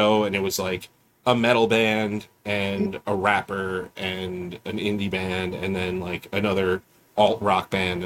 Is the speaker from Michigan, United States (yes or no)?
no; New York, United States; we're from New York